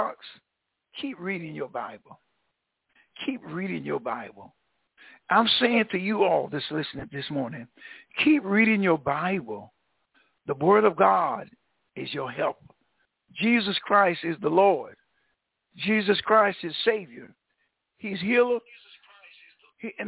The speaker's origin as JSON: {"language": "English", "town": "Vanceboro", "region": "North Carolina", "country": "United States", "tie": "born or raised there", "lives_now": "Greenville, United States", "said": "you all know I'm a Tar Heel originally, but I'm not from Greenville. I was in around New Bern, North Carolina, Vanceboro. I went to school down in Vanceboro"}